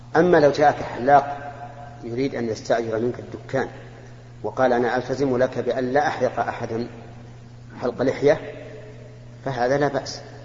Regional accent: Mecca, Makkah Province, Saudi Arabia; أنا من أهل مكة المكرمة ومتزوج من مكة وأقطن مكة

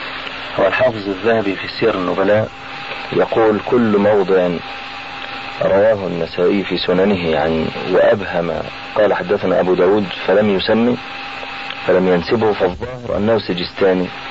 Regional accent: Egypt; عندنا في مصر

